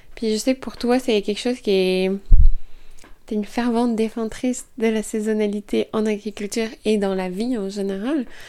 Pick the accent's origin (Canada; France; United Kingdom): Canada; Estrie, Quebec; chez nous, en Estrie